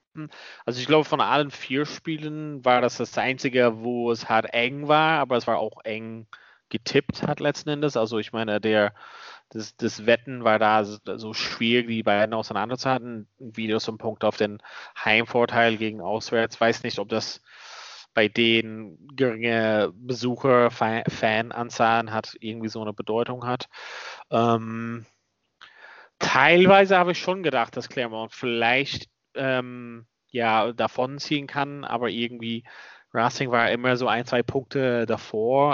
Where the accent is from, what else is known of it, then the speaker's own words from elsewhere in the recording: Ulster, Northern Ireland, United Kingdom; moved away; da, wo ich herkomme